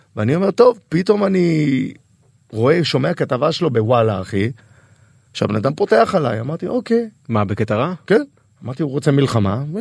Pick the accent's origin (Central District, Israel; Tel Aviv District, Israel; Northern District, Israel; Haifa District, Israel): Tel Aviv District, Israel; Tel Aviv-Yafo; אני גדלתי ביפו. אני גדלתי ביפו